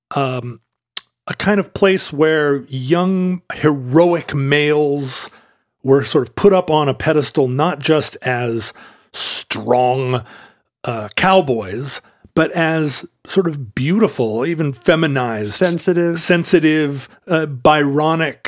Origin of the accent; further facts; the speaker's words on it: Seattle, Washington, United States; I'm from Seattle